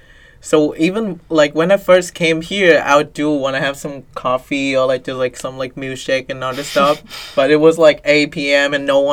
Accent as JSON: {"language": "English", "region": "Ho Chi Minh City", "country": "Vietnam", "moved": "yes", "lives_now": "Boston, United States", "said": "Because I came from Saigon, and like the city is never asleep"}